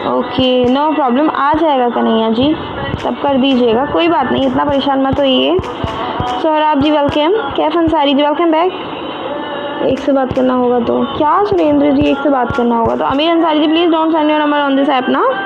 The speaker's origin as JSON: {"language": "Hindi", "region": "Uttar Pradesh", "country": "India", "said": "मैं यूपी से हूँ"}